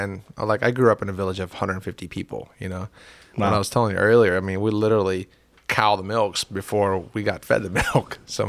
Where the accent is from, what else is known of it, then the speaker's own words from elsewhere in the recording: Carter County, United States; And also, you know, my accent, even if I had any, got covered up by growing up in Carter County.